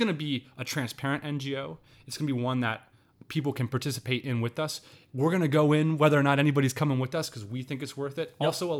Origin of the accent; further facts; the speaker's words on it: Pennsylvania, United States; I grew up in Central Pennsylvania, man.